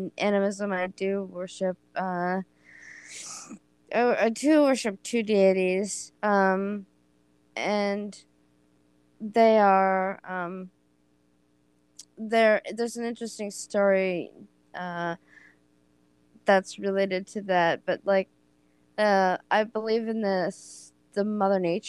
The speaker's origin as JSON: {"language": "English", "region": "Oregon", "country": "United States", "said": "I am from Oregon"}